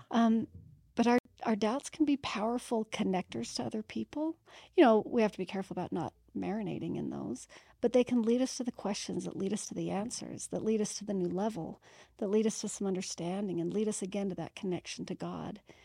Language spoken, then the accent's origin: English; Utah, United States; I was born and raised in Utah